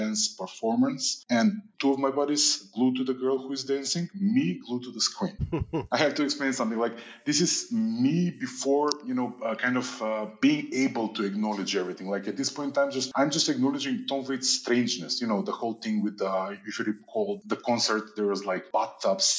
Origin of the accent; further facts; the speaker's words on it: North Macedonia; now in Prague, Czech Republic; currently living in Prague, but I'm originally from Macedonia.